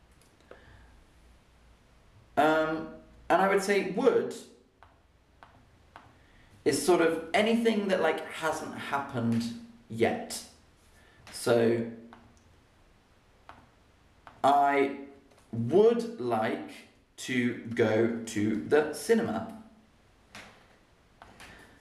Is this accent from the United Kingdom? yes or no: yes; Oxford, South East England, United Kingdom; accent: RP; also born or lived in London; I was born in London, and I grew up in Oxford.